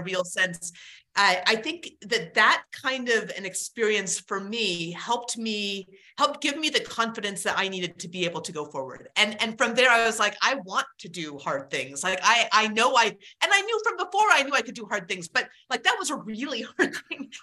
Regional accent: Alaska, United States; I grew up in Alaska

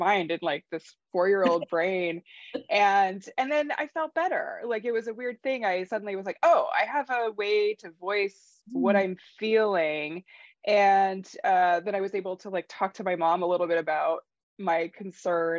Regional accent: North Dakota, United States; moved away; I grew up in North Dakota, and obviously it's very cold there

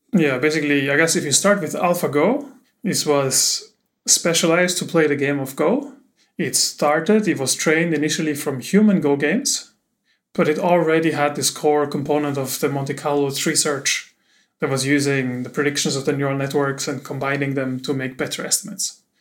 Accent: Austria; moved away; I'm from Austria, from Austria, so you can tell it's German.

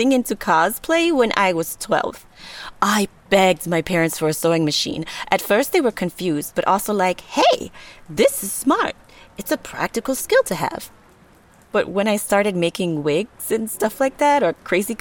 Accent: Netanya, Central District, Israel; I grew up in Netanya, in a mostly Ethiopian neighborhood

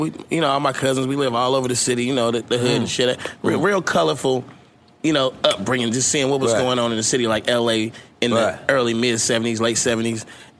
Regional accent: Oakland, California, United States; I'm from East Oakland. I got mine from the east side.

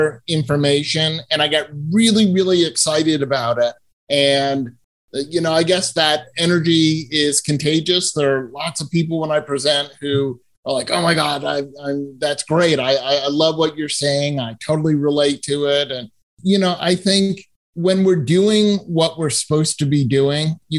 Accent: Massachusetts, United States; I grew up in Massachusetts

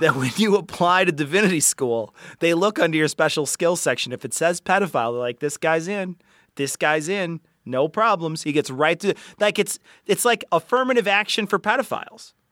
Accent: United States; I'm American

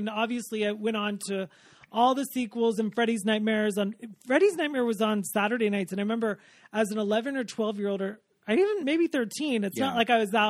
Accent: Ohio, United States; I'm from Ohio.

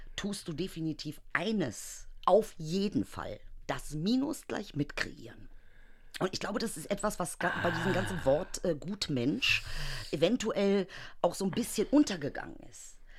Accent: Germany; ich bin Deutsche

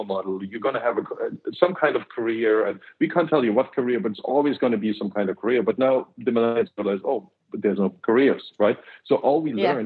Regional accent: eastern Germany, Germany; I grew up in Eastern Germany

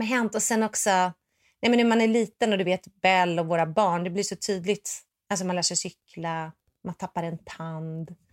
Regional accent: Sweden; moved away; also born or lived in Los Angeles; Jag är svensk

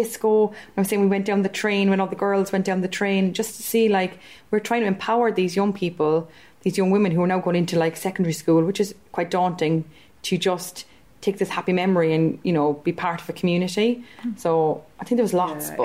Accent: Stretford, North West England, United Kingdom; I'm from Stretford and I'm a creative arts practitioner

